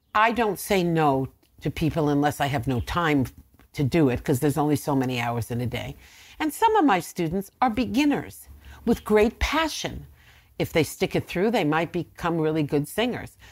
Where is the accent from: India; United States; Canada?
United States; Blauvelt, New York; now in Nyack, United States; when I was a little girl growing up in Blofeld